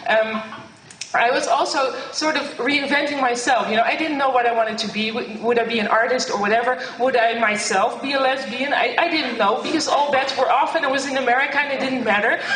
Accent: Netherlands; English is a second language; I'm from the Netherlands, so my English is not so good

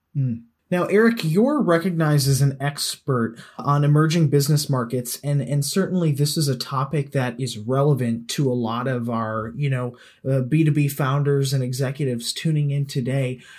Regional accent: United States; As an American

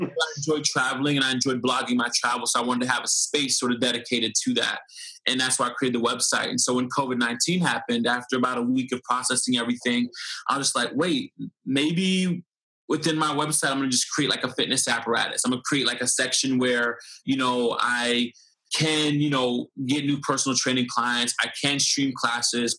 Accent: Fort Lauderdale, Florida, United States; Florida, Fort Lauderdale, Florida.

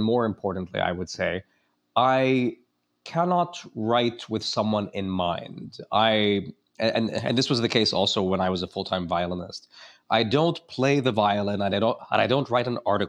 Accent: United States; as an American

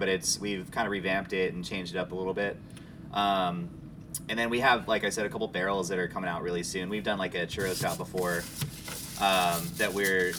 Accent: Palm Springs, California, United States; I grew up in Palm Springs in Southern California. I grew up in a desert.

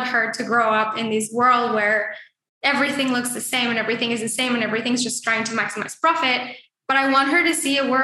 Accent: Mexico; moved away; I grew up in Mexico

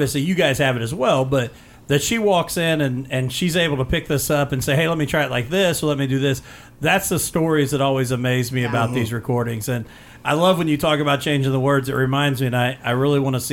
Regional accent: Mitchell, Indiana, United States; I grew up in Mitchell, Indiana, just south

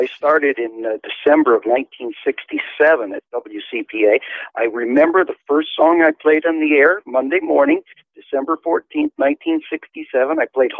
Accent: near Detroit, Michigan, United States; moved away as an adult; now in Clearfield, United States; I grew up in Michigan, not too far out of Detroit, Michigan

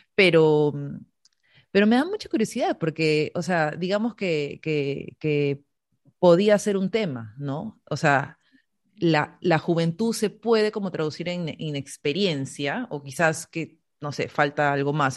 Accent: Peru; todas las peruanas

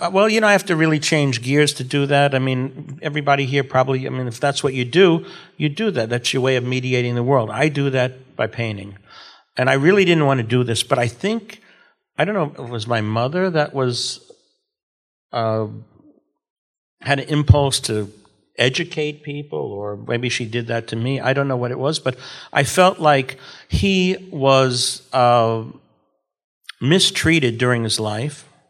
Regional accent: New York City, New York, United States; I'm from Brooklyn

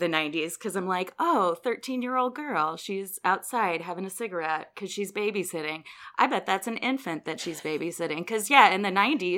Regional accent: St. Louis, Missouri, United States; So I'm from St. Louis. I grew up here

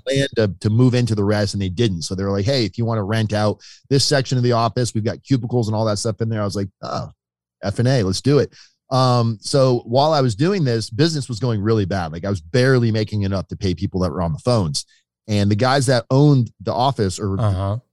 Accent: Boynton Beach, Florida, United States; also born or lived in Connecticut; I moved to South Florida when I was very little from Connecticut. Uh, I was like three or four years old when we moved to uh, Boynton Beach, Florida.

